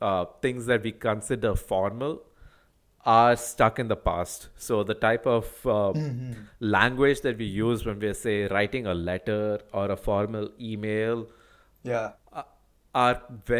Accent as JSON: {"language": "English", "town": "Chennai", "region": "Tamil Nadu", "country": "India", "said": "I come from Chennai"}